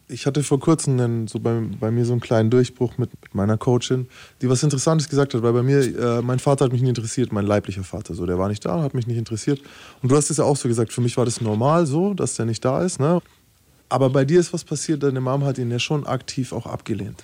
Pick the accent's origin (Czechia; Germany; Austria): Germany; Bavaria; wir sind ja aus Bayern